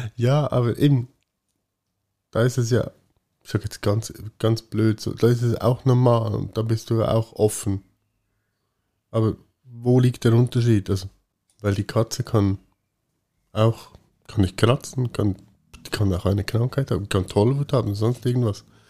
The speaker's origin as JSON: {"language": "German", "country": "Switzerland", "said": "bei uns in der Schweiz"}